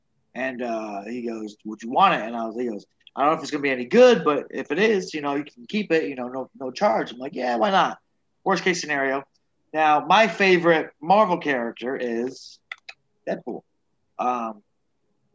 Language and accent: English; United States; I'm from the United States